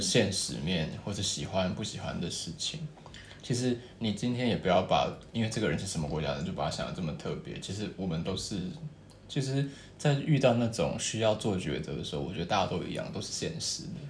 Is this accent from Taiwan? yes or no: yes; Taiwan; 台湾人啊